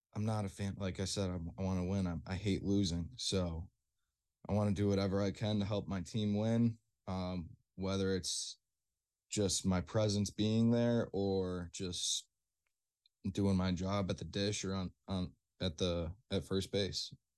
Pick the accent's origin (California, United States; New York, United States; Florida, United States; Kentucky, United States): New York, United States; Rochester; I'm from Rochester